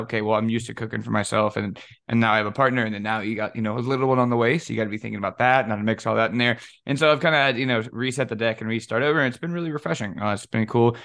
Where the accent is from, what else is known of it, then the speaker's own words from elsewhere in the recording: Cajun, Louisiana, United States; me being Cajun